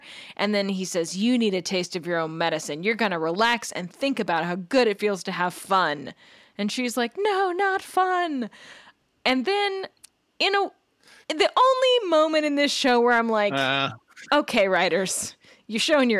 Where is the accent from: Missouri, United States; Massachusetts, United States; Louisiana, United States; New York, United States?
Louisiana, United States; I'm from Louisiana.